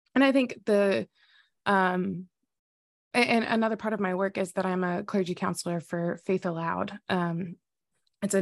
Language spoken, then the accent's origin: English; the South, United States; I grew up in the South